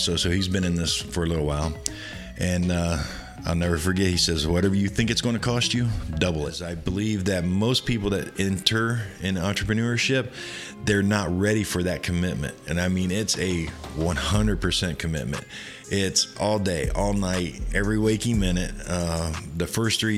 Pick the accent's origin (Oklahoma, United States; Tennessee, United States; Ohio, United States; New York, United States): Ohio, United States; Columbus; moved away as an adult; now in Florida, United States; I was actually born and raised in Central Ohio around Columbus.